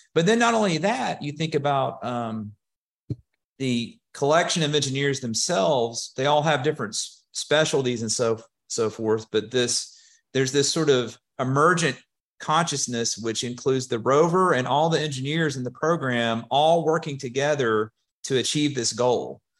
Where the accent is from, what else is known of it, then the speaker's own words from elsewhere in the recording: Hueytown, Alabama, United States; I am from the Birmingham area. I actually grew up in Huey Town and, uh, went to high school there.